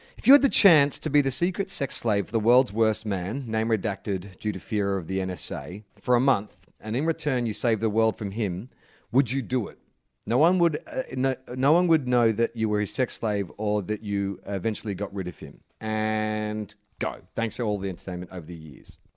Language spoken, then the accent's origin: English; Australia; I'm Australian